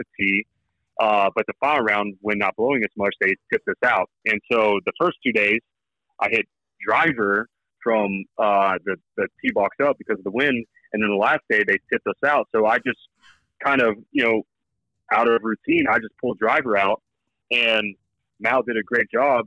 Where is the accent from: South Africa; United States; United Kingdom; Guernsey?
United States; Oklahoma; I'm from Oklahoma. I went to Oklahoma State. I still live in Oklahoma